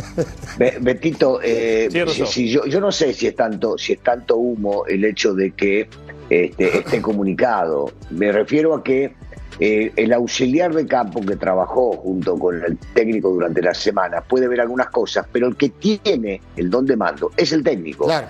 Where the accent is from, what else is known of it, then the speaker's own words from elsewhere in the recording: Argentina; sigo siendo argentino